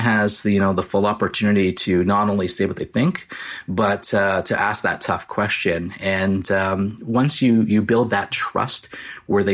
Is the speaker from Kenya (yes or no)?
no; Canada; I'm the Canadian version of Jack Ryan.